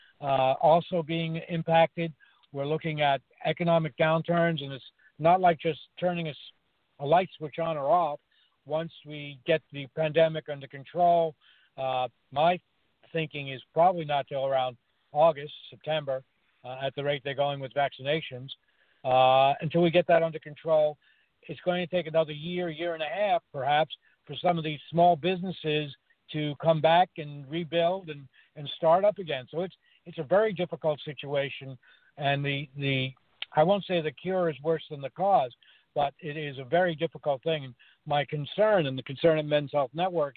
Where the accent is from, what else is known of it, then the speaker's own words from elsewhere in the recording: New York City, New York, United States; I grew up in New York City